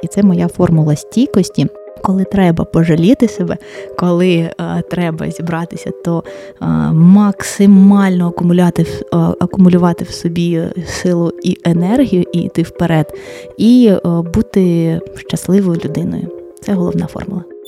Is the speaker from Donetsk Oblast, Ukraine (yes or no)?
yes; Mariupol, Donetsk Oblast, Ukraine; я народилась, народилася і вирісла в Маріуполі.